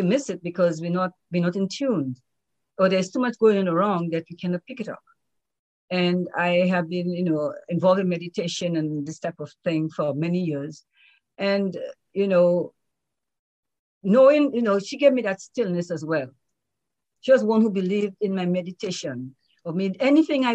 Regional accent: Dominica; I'm from Dominica

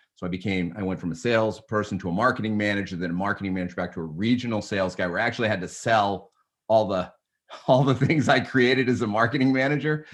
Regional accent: Newton, Massachusetts, United States; I grew up in, uh, in Newton, Mass, just a little, uh, a, a town sub, western suburb of, of Boston.

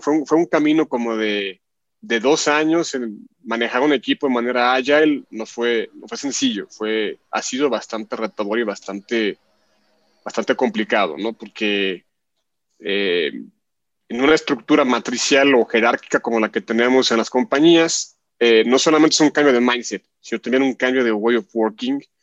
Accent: Guadalajara, Jalisco, Mexico; acá en México, en Guadalajara, donde yo nací precisamente.

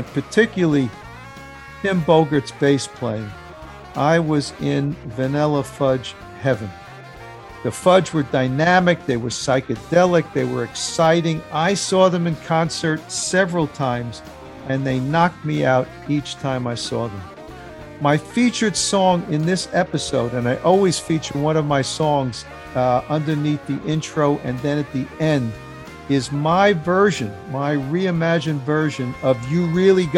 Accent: New York City, New York, United States; I grew up in the city

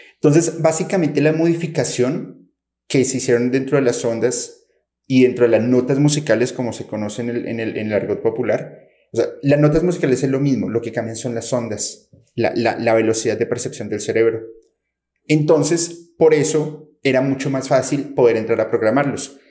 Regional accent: Colombia; also born or lived in Mexico; soy de Colombia, pero estoy entre México y Colombia viajando constantemente

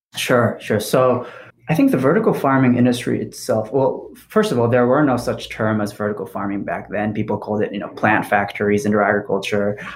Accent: Japan; also born or lived in Paris, France; now in Bay Area, United States; as a kid growing up in Japan

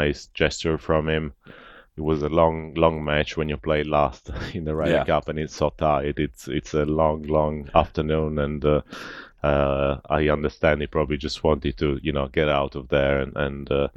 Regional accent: Italy; growing up in Italy

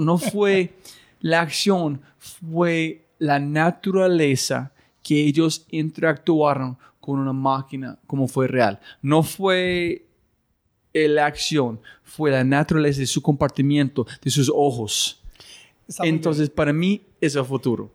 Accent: United States; Spanish is a second language; los gringos somos muy individualistas con grandes egos

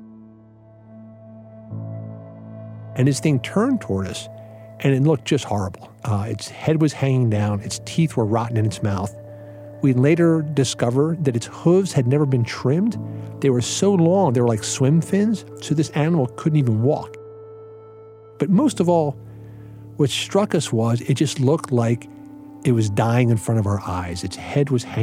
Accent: Philadelphia, Pennsylvania, United States; moved away as an adult; now in Lancaster County, United States; I grew up in Philadelphia

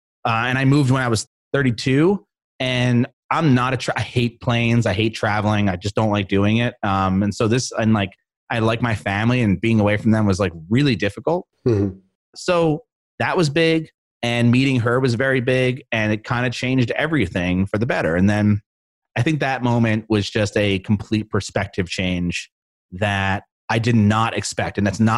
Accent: East Coast, United States; She's from the West Coast. I'm from the East Coast.

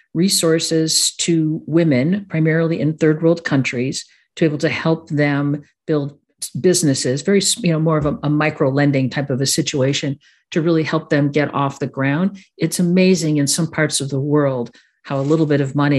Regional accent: Chicago, Illinois, United States; I am a Sicilian from Chicago

